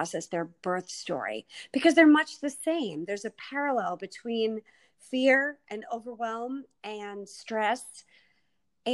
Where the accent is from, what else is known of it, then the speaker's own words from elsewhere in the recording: Massachusetts, United States; I'm from Mass